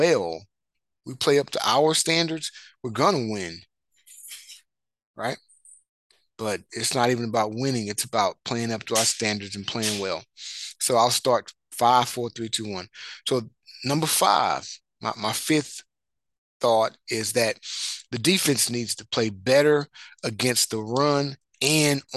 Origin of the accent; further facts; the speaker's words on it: Marshall, Texas, United States; I'm from Marshall, Texas